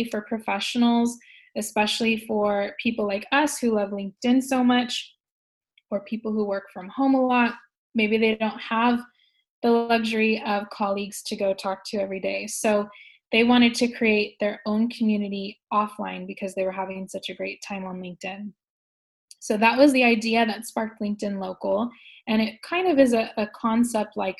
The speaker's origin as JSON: {"language": "English", "area": "Silicon Valley", "region": "California", "country": "United States", "moved": "as an adult", "lives_now": "Shanghai, China", "said": "I'm from California, I'm from Silicon Valley"}